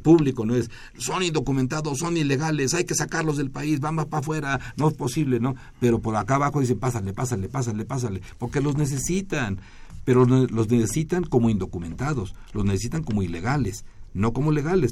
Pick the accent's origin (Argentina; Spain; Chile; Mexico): Mexico; usamos los mexicanos